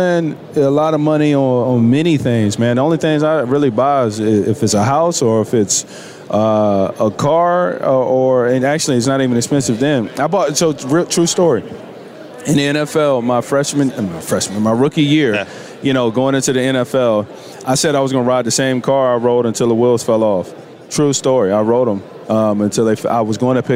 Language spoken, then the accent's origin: English; Virginia, United States; I'm from Virginia. I'm from the country, right? So it's, you know, I grew up around horses